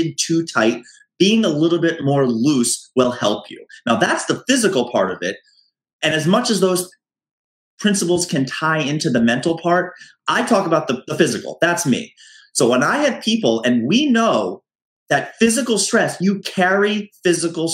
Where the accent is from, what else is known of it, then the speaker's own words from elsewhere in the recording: United States; now in New York City, United States; being an American, being in New York City